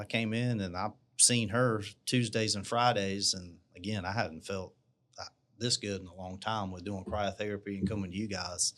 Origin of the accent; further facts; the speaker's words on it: Marion, South Carolina, United States; also born or lived in Charleston, South Carolina; now in Columbia, United States; I was born in Big Town of Marion, South Carolina. So, uh, that's down near the beach, um, right outside of Florence. I hadn't really lived anywhere else